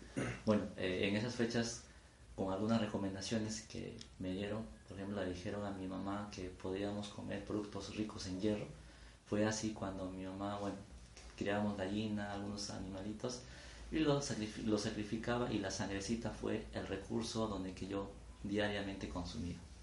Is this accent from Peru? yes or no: yes; Sivia, Ayacucho, Peru; yo nací en el BRAE, en el distrito de Sibia, provincia de Huanta, de la región Ayacucho.